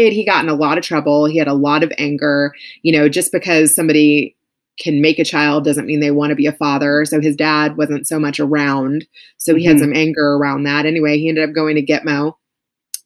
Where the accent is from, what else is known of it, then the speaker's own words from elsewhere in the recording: Louisville, Kentucky, United States; Louisville, which was like my hometown.